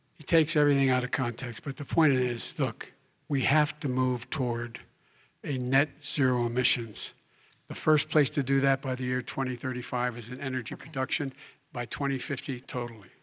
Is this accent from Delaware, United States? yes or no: yes; Claymont, Delaware, United States; also born or lived in Scranton, Pennsylvania; I used to live near that when I was growing up in Claymont, Delaware